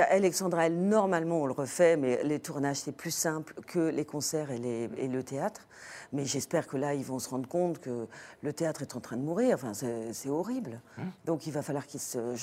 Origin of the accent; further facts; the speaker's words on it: France; on est français